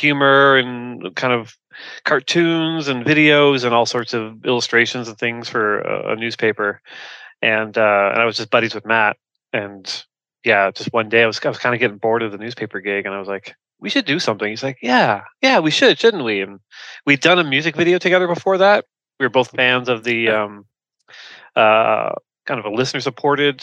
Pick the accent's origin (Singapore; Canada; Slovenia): Canada; now in Toronto, Canada; Toronto. Yeah. Yeah, I'm a Canadian